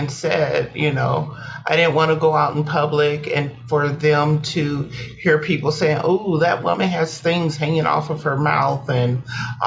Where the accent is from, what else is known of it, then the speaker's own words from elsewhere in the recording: Fort Wayne, Indiana, United States; I am from Fort Wayne, okay. Northeast part of Indiana.